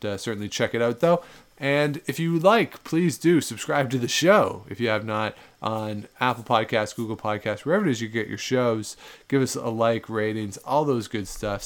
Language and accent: English; outside of Toronto, Ontario, Canada; in Canada, growing up outside of Toronto